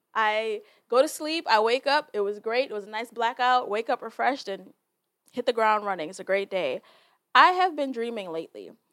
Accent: Jamaica; I, as a Jamaican, can identify and communicate with that because I am Jamaican

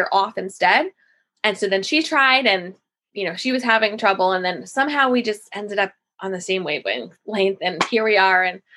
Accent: Massapequa, New York, United States; I'm from Massapequa in Long Island.

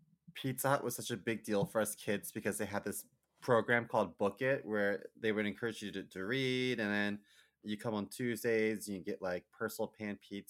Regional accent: Baltimore, Maryland, United States; Yeah. I grew up in Baltimore City

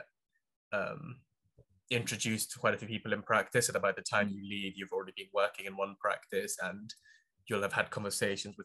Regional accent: London area, United Kingdom; also born or lived in Manchester; I'm like from the London area already

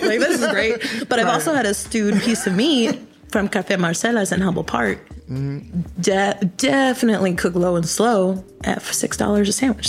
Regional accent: Guatemala; now in United States; So I'm from Guatemala, and there's a handful.

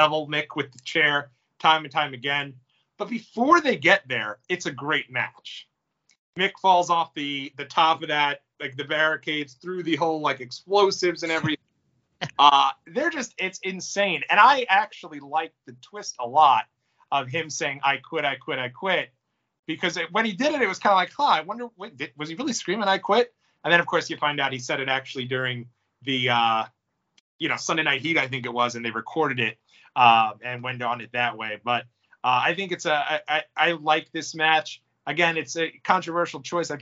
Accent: New York, United States; being a New Yorker

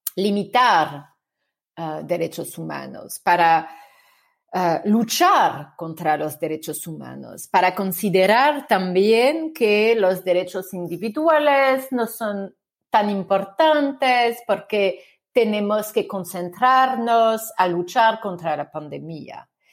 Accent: France; accent: French; Spanish is a second language; mi acento francés muy fuerte

